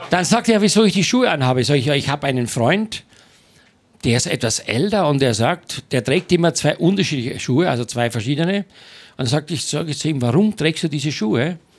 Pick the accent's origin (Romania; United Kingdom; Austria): Austria; Styria; ich komme aus der Steiermark vom Bauernhof